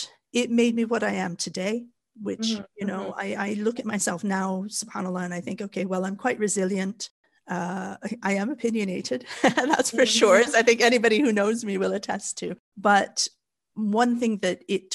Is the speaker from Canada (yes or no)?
yes; Canada; moved away as an adult; also born or lived in Japan / Kuwait; now in Wales, United Kingdom; I was born and raised in Canada, where we are very, very mixed. So I grew up in Canada, but I moved to the UK